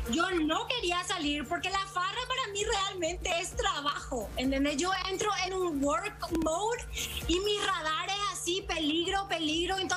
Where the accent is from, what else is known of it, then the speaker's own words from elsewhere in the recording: Paraguay; como paraguayos al viajar, al menos los paraguayos que viajan son súper trabajadores.